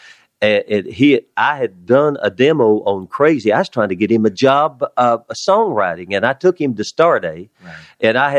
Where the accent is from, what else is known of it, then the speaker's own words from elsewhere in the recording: West Texas, United States; moved away as an adult; also born or lived in Nashville; I was from West Texas, a country music man